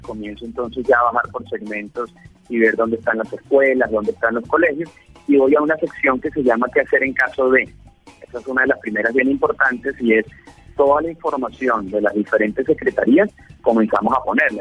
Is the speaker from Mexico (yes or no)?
no; Venezuela; also born or lived in Pereira, Colombia; now in Colombia